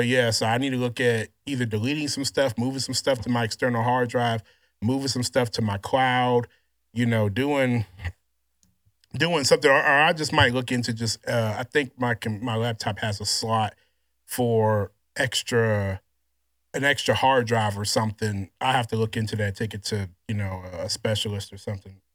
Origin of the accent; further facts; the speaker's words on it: Louisiana, United States; I grew up in Louisiana just kinda like an awkward, kinda, you know, chubby kid, nerd kid